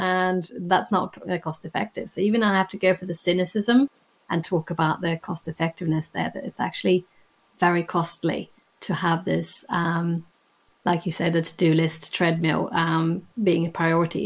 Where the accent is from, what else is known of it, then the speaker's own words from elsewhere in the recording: Sweden; moved away as an adult; now in London, United Kingdom; I am from Sweden